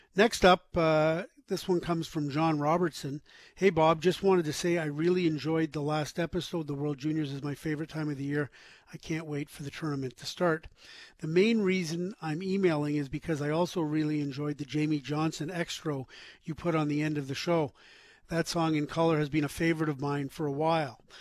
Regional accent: Scarborough, Ontario, Canada; growing up in Scarborough, Ontario, in my teenage years, in, in my high school years, in the 1970s.

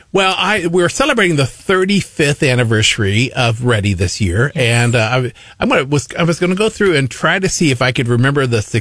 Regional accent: Liberty, Missouri, United States; I grew oh, up yeah. in Liberty

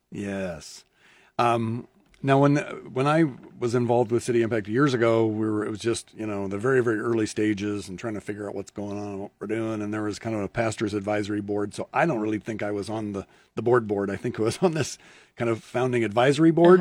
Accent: Lincoln, Nebraska, United States; I grew up in Lincoln

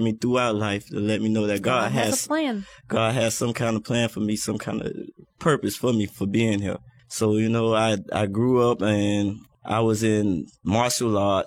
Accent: Miami, Florida, United States; I was born in Miami, Florida. I'm a native

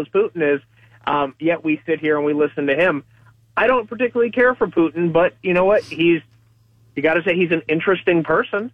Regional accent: United States; as an American.

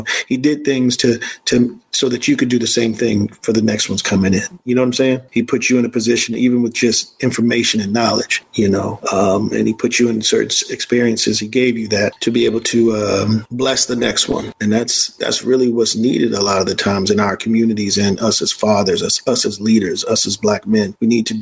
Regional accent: New York, United States; I'm from New York

